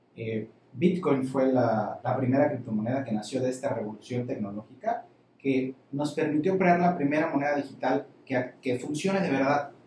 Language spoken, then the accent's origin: Spanish; Campeche, Mexico; Nací aquí en Campeche, tengo 23 años.